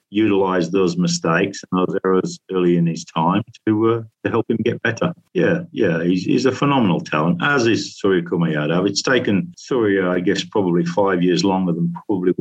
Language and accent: English; Yorkshire and the Humber, United Kingdom; I'm a Yorkshireman